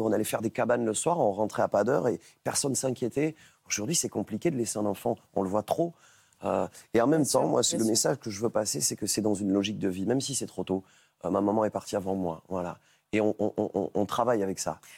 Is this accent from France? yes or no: yes; Catalonia, Occitania, France; c'est tourné chez moi, c'est enregistré chez moi, c'est tourné chez moi en Catalogne